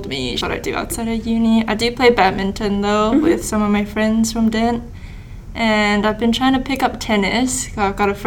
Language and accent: English; Singapore; now in Adelaide, Australia; Singapore, which is where I'm from.